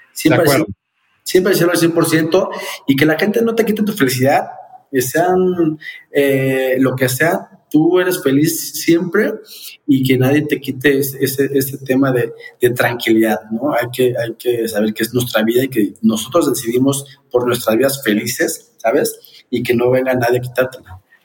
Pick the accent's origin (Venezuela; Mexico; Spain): Mexico; como mexicano